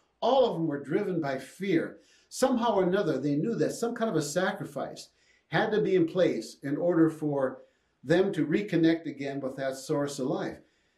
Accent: Jackson, Minnesota, United States; On that little farm I grew up in Jackson, Minnesota

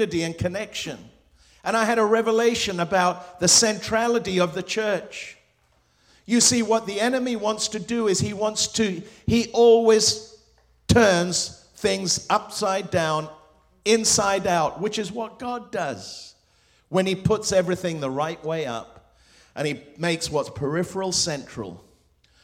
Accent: England, United Kingdom; first language Spanish; English is a second language; also born or lived in Hong Kong / Morocco / Spain / Lebanon; I grew up in England. I was born in Hong Kong with an English father and a Spanish mother

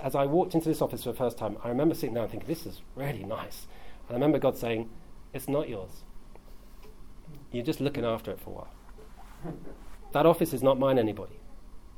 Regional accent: South East England, United Kingdom; now in London, United Kingdom; I grew up in Southeast England, which is a prosperous place, relative.

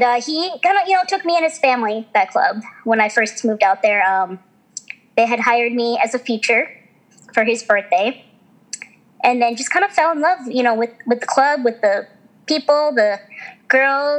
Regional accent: Midwest, United States; I grew up in the Midwest

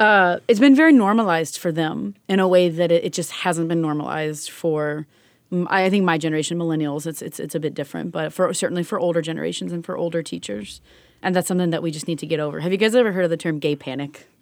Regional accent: Kentucky, United States; I'm from Kentucky

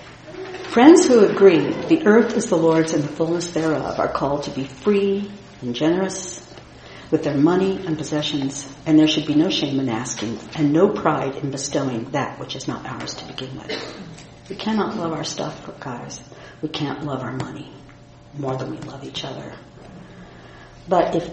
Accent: Indiana, United States; the tough, independent, and self-sufficient Midwesterner that I am from Indiana

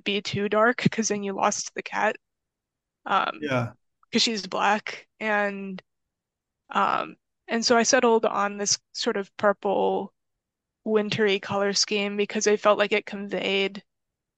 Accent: San Diego, California, United States; I am from San Diego, but I have relatives in Los Angeles, and the drive from my house in San Diego to my relative's house

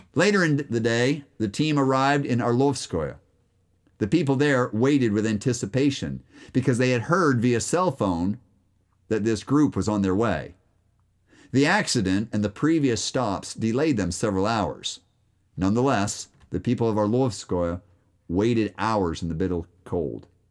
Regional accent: United States; I'm American too

